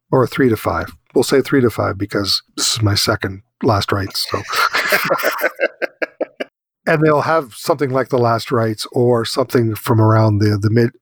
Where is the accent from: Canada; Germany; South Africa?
Canada; Ottawa Valley, Ontario; I grew up in the Ottawa Valley and we only had one channel